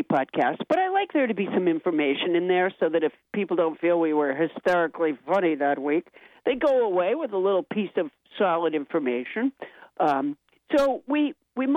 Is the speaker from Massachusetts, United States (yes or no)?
yes; Massachusetts, United States; also born or lived in Alabama; my parents moved to Massachusetts a month after I was born